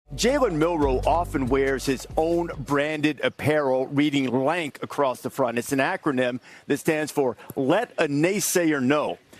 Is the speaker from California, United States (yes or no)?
no; Philadelphia, Pennsylvania, United States; That's my hometown.